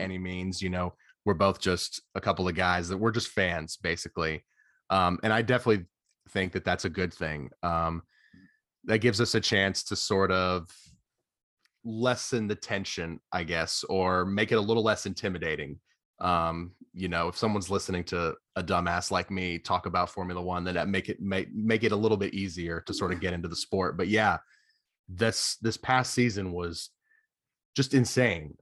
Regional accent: Atlanta, Georgia, United States; I'm from Atlanta, so I've gone to see the Braves a couple of times

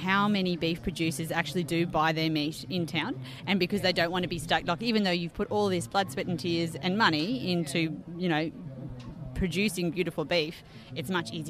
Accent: Australia

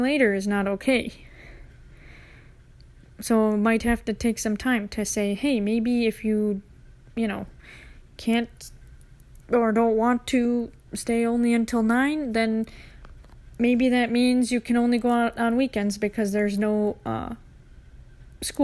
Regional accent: Minneapolis, Minnesota, United States; we're people from Minneapolis, people from Minnesota

